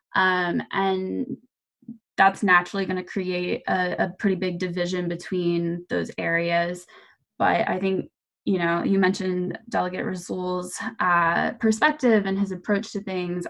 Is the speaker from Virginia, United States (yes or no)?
yes; Manassas, Virginia, United States; I'm a native Virginian, I'm from Manassas